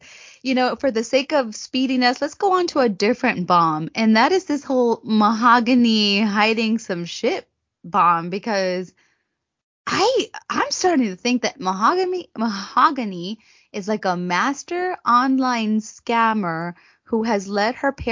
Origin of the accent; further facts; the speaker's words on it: United States; I'm American